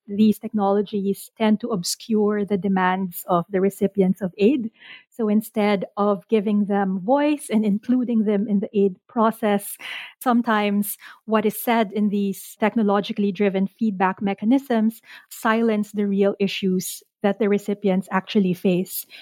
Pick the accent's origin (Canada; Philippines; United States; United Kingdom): Philippines; I'm Filipino, but I don't know the language